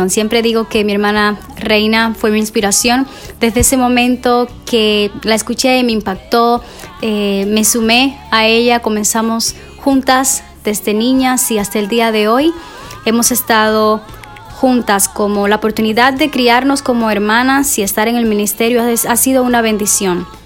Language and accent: Spanish; Cuba; now in United States; originalmente nosotras somos de Cuba y vinimos a los Estados Unidos en el 2009 y créeme que fue un proceso muy difícil, eh, desafiante para nosotras el venir a un país nuevo